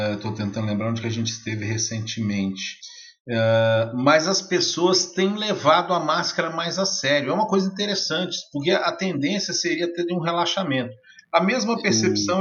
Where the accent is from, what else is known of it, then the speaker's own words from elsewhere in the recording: Brazil; nós, como brasileiro